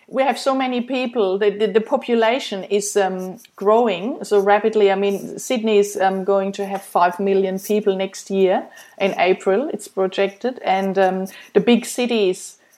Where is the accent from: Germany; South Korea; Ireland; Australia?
Germany; moved away as an adult; after I um, I came from Germany seven years ago, and then I started.